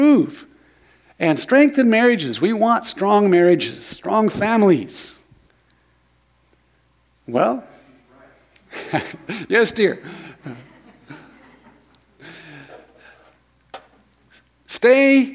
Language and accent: English; Lorane, Oregon, United States; I grew up in Lorain, Oregon, just over the hill.